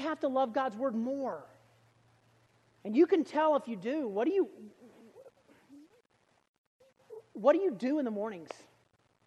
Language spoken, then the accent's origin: English; Alabama, United States; I was from Alabama